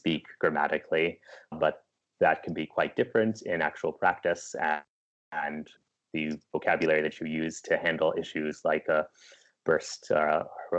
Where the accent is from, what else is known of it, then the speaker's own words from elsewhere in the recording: United States; also born or lived in California; I am an American